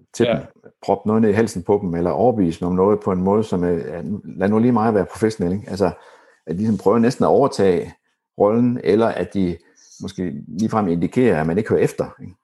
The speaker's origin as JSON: {"language": "Danish", "town": "Horsens", "region": "Central Denmark Region", "country": "Denmark", "moved": "yes", "said": "jeg kommer fra Horsens, da, da jeg boede i Horsens"}